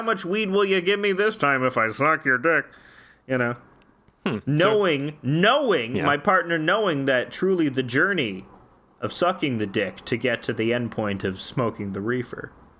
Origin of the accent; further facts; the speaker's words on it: Canada; I'm a Canadian.